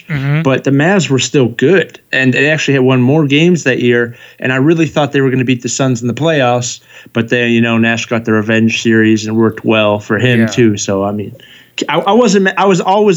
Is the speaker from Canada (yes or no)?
yes; Canada; also born or lived in Calgary, Alberta; I'm also Canadian